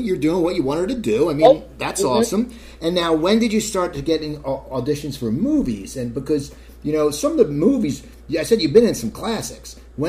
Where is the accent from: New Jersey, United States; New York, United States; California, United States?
New Jersey, United States; because I'm from New Jersey